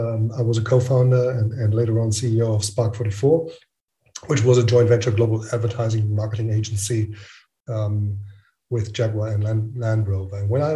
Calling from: Frankfurt, Hesse, Germany; I'm calling in from Frankfurt in Germany.

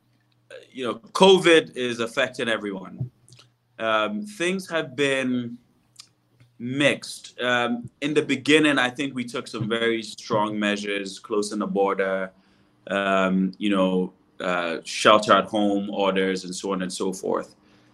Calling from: Ghana; You know, I'm streaming live from Ghana.

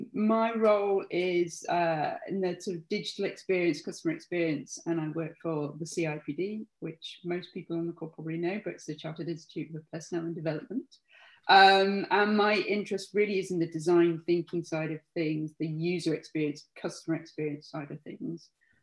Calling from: South East England, United Kingdom

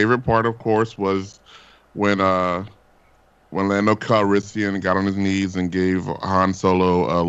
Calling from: Glendale, California, United States; I'm calling from Glendale, California

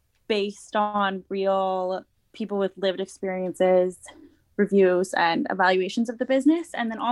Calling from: Edmonton, Alberta, Canada; I'm joining from Edmonton, Alberta, which is Treaty 6 territory

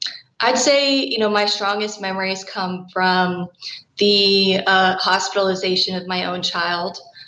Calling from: College Station, Texas, United States; I'm calling from College Station, Texas

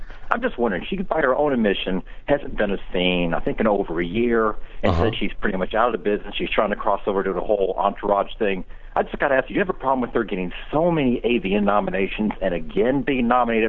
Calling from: Tampa, Florida, United States; calling from Tampa, Florida.

